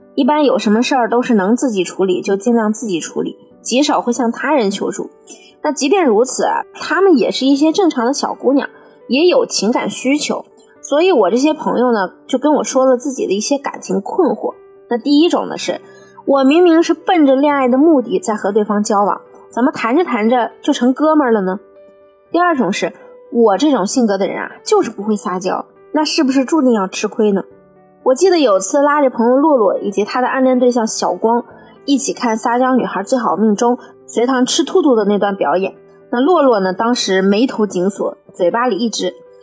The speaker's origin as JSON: {"language": "Chinese", "country": "China", "said": "我们中国人"}